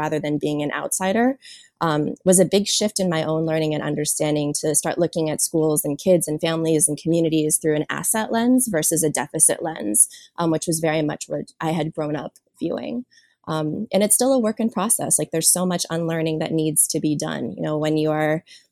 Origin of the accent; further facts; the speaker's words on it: Washington, District of Columbia, United States; moved away as an adult; also born or lived in South Korea / Oakland, California / Los Angeles, California; now in California, United States; I was born in South Korea and raised in a large white Jewish family in Washington, D.C.